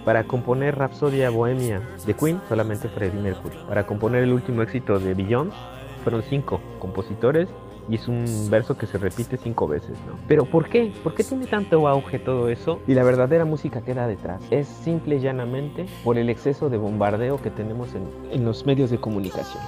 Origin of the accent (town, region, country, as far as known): Mexico